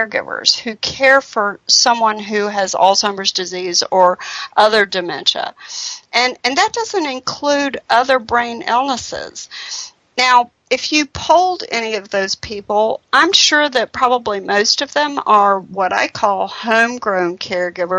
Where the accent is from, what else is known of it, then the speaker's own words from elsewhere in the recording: North Carolina, United States; I'm from North Carolina